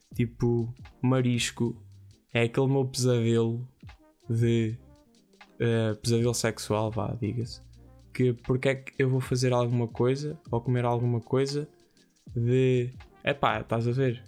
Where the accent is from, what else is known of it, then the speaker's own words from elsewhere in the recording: Ourém, Santarém District, Portugal; é de Orém, é da minha terra